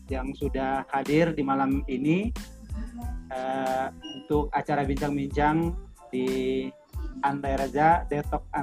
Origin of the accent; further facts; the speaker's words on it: South Sumatra, Indonesia; now in Sukabumi, Indonesia; saya asli dari Sumatera Selatan, kemudian saat ini kami berada di Sukabumi.